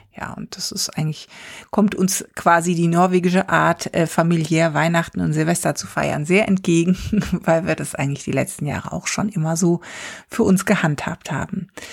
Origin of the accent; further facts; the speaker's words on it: Germany; now in Stavanger, Norway; bei uns in Deutschland